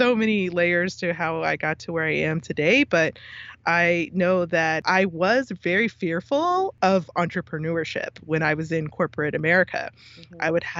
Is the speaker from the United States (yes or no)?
yes; California, United States; born there; also born or lived in DC metro area; But because of that, I did grow up in lots of different places. I was born in California and I've moved significantly since then. And then I spent a lot of time on the East Coast in the DC metro area.